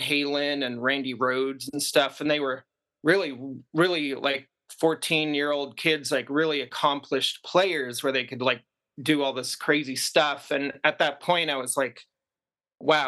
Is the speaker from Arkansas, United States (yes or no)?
no; Seattle, Washington, United States; also born or lived in Brooklyn, New York; we were growing up in the Seattle area as kids in the suburbs.